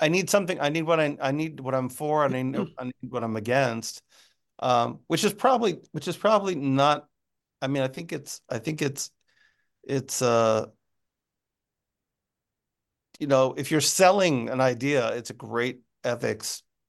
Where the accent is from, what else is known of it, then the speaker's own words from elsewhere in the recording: United States; I'm American.